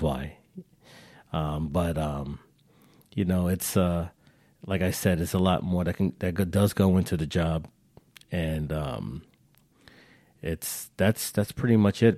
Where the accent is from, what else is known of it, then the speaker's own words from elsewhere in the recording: New York, United States; We're, we're all from New York.